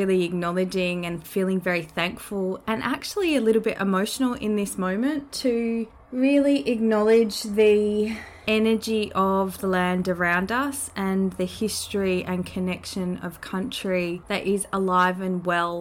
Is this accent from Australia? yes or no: yes; Australia; born or raised there; also born or lived in New Zealand (ancestry)